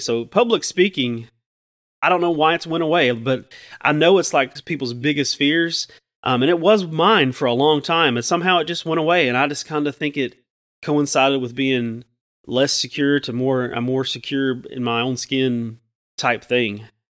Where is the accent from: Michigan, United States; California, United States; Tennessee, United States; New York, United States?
Tennessee, United States; Chattanooga; I'm from Chattanooga, and I grew up in the shadow of, um, a Sequoia nuclear plant